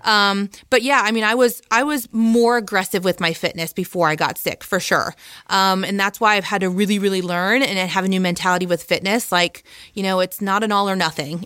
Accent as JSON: {"language": "English", "region": "Midwest", "country": "United States", "also_born_or_lived": "Ohio", "said": "I'm from the Midwest"}